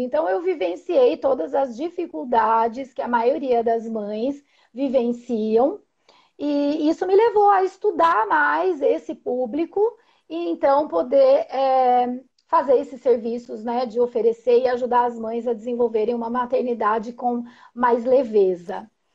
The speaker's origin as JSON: {"language": "Portuguese", "town": "Indaiatuba", "region": "São Paulo", "country": "Brazil", "said": "sou de Indaiatuba, sou psicóloga perinatal e parental, é, faço atendimentos aqui em consultório"}